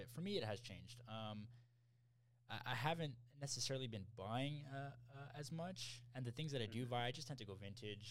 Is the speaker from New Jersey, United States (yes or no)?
no; Texas, United States; now in New York, United States; I'm from Texas